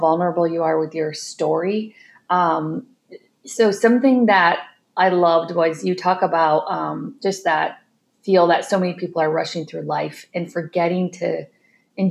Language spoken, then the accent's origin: English; United States; moved away; also born or lived in Ireland; I'm American